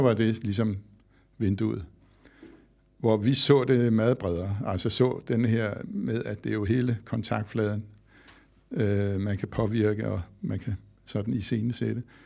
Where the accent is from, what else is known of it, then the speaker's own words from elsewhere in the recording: Skovshoved, Capital Region of Denmark, Denmark; jeg voksede op i Skovshoved, her nord for København i Gentofte Kommune